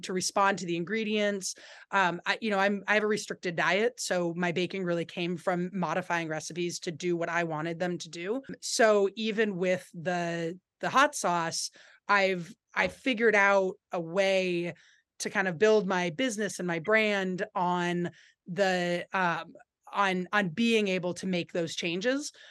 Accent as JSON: {"language": "English", "town": "Berkeley", "region": "California", "country": "United States", "tie": "born or raised there", "also_born_or_lived": "San Francisco Bay Area", "moved": "as an adult", "lives_now": "Vermont, United States", "said": "I grew up in Berkeley"}